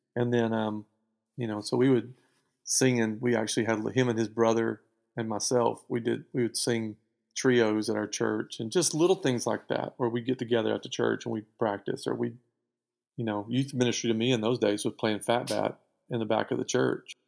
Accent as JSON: {"language": "English", "town": "Spring Hill", "region": "Louisiana", "country": "United States", "tie": "born or raised there", "also_born_or_lived": "Lake Erling, Arkansas", "said": "just outside of Spring Hill, Louisiana, which is where I went to school and where I grew up."}